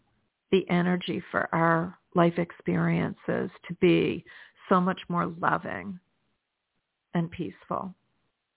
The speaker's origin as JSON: {"language": "English", "region": "New Jersey", "country": "United States", "tie": "born or raised there", "moved": "yes", "lives_now": "South Florida, United States", "said": "My home state is New Jersey. You know, where we are born is always going to be our home state. But where I live is South Florida"}